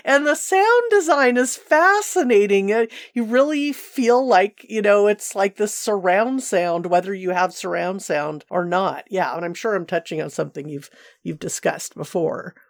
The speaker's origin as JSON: {"language": "English", "town": "Seal Beach", "region": "California", "country": "United States", "tie": "born or raised there", "said": "where I grew up in Seal Beach"}